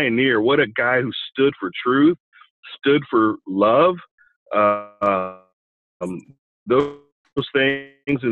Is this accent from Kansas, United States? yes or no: yes; Olathe, Kansas, United States; I grew up in Olathe, Kansas, okay, a suburb of Kansas City.